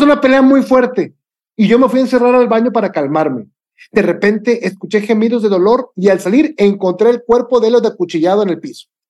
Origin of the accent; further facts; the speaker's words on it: Mexico; como buen mexicano